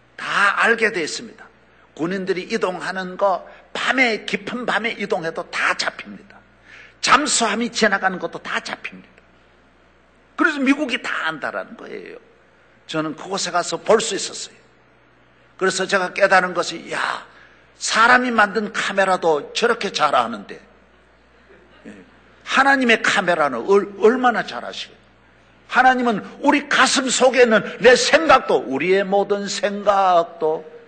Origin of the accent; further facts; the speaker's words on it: South Korea; 저는 우리 한국 사람으로는